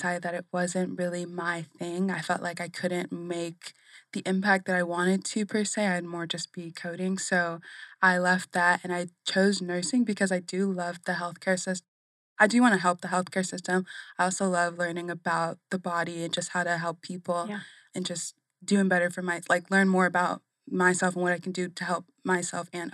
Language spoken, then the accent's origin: English; Arizona, United States; also born or lived in Brooklyn, New York; I was born in New York, but my dad got a job here in Arizona, so we moved over here